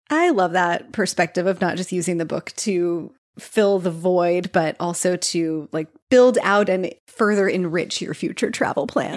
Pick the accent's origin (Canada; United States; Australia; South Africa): United States; suburbs outside Kansas City; now in Southern United States; I grew up, um, in the suburbs outside Kansas City